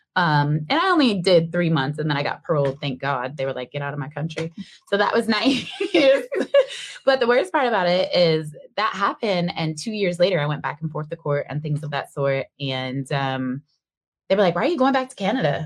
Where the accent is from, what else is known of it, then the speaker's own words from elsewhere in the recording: Seattle, Washington, United States; I was born and raised in Seattle